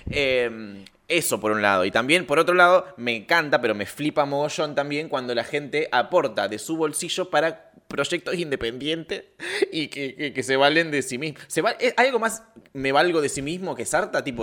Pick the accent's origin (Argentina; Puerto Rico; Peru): Argentina; Rafaela, Santa Fe; Y eso que yo vengo de Rafaela.